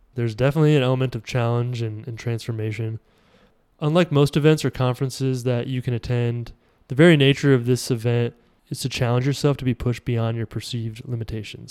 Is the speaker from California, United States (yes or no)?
no; Iowa, United States; I'm from Iowa